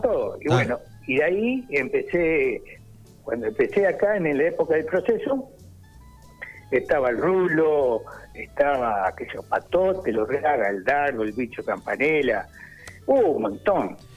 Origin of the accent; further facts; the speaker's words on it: Bahía Blanca, Buenos Aires Province, Argentina; also born or lived in Viedma; yo nací en Bahía